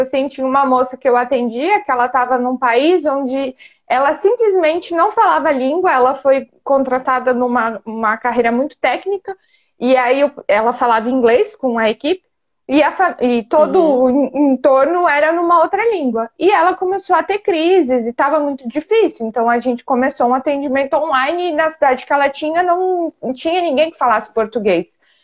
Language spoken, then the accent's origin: Portuguese; Brazil; now in France; não só nós que somos brasileiros